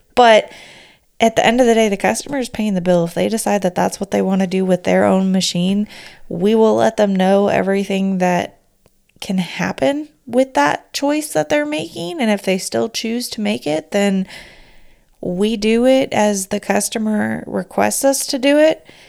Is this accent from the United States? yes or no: yes; California, United States; accent: Valley Girl; I'm from California.